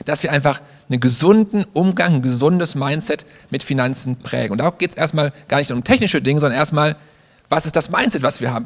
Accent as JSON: {"language": "German", "country": "Germany", "tie": "born or raised there", "said": "Ich bin in Deutschland geboren"}